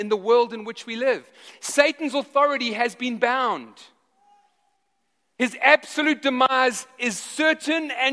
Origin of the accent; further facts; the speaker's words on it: South Africa; moved away; I grew up in South Africa